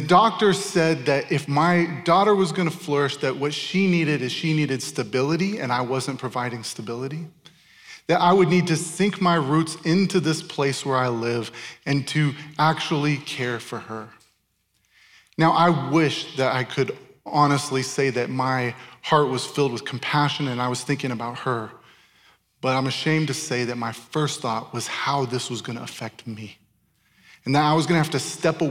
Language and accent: English; Tempe, Arizona, United States; moved away as an adult; also born or lived in Chandler, Arizona / Ankara, Turkey; I grew up in Tempe and Chandler. I grew up in this area